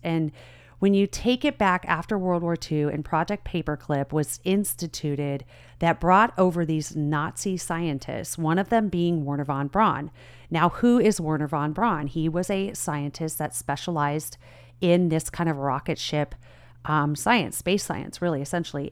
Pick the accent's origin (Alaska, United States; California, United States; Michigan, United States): California, United States; Southern; I grew up in Southern California.